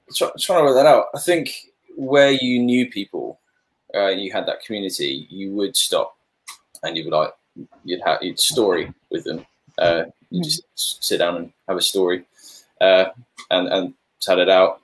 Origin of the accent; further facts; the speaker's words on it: Papua New Guinea; moved away; growing up in Papua New Guinea.